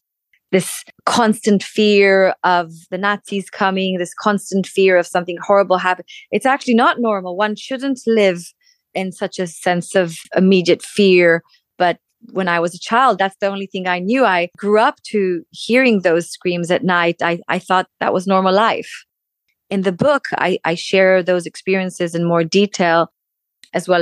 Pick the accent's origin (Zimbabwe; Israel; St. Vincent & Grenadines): Israel; Tel Aviv, Tel Aviv District; moved away as an adult; also born or lived in United States; now in London, United Kingdom; born in Tel Aviv, raised in Tel Aviv